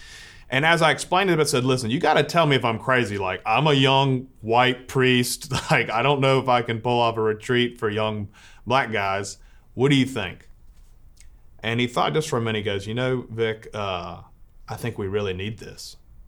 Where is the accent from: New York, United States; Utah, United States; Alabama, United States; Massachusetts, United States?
Alabama, United States; Montgomery; I grew up in Montgomery